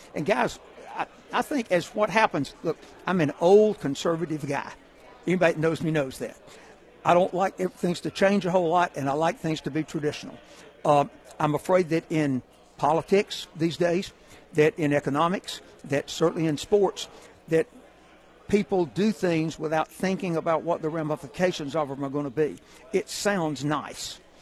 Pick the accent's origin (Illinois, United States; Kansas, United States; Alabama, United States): Alabama, United States; Hueytown; I'm from Hueytown, Alabama I'm actually from Rock Creek, which is out in the country outside Hueytown.